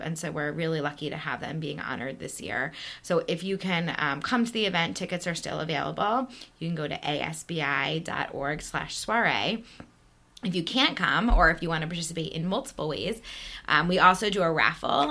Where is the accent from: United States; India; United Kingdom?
United States; East Coast; moved away as an adult; also born or lived in Manhattan, New York; now in Chicago, United States; We grew up on the East Coast